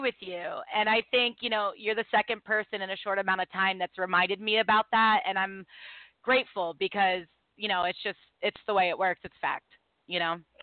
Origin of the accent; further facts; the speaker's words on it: Baltimore, Maryland, United States; also born or lived in New York City; when I moved back home to Baltimore because you know, when I grew up in Baltimore, I grew up in one circle